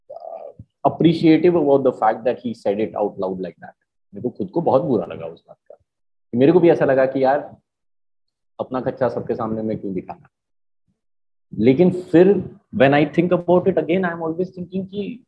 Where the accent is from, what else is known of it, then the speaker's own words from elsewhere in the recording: Marwar, India; मैं खुद मारवाड़ी हूँ